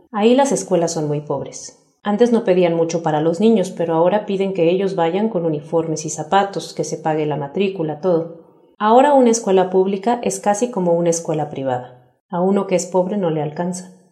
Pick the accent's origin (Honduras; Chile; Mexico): Honduras; moved away as an adult; mejor me fui de Honduras. Iba a traer a mis hijos más pequeños, pero no podía sacarlos del país.